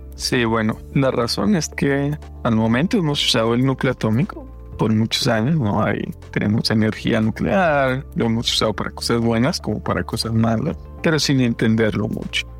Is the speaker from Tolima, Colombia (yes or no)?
yes; Fresno, Tolima, Colombia; moved away; nosotros vivíamos en un pueblito, como, me comentabas, en Fresno, Tolima